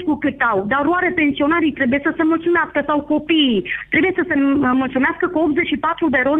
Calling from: Bistrița, Bistrița-Năsăud, Romania; de la Bistrița.

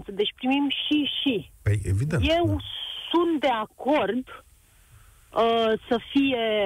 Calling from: Vistișoara, Brașov County, Romania; de la Vistișoara. Uh, noi avem o pensiune de 10 camere aici în sat la Poalele Munților Făgăraș.

